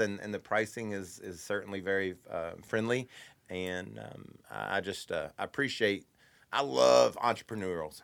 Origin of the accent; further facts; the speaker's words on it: Kentucky, United States; I'm from Kentucky. I struggle with, uh, some of my dialect